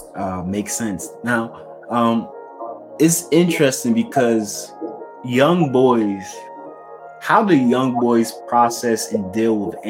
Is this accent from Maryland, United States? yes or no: yes; Maryland, United States; Maryland, but Inglewood?